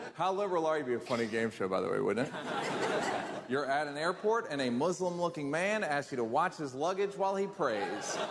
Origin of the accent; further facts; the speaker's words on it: New York, United States; also born or lived in Venice, California; now in Los Angeles, United States; I'm from New York